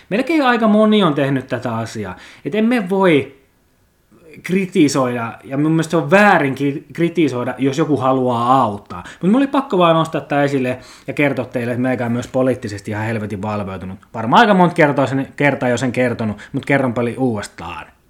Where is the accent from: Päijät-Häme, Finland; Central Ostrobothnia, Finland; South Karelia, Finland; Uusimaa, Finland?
South Karelia, Finland; Lappeenranta; me pelasin pienenä junnuna tuolla Mäkikadulla Kimpisessä Lappeenrannan eliittialueella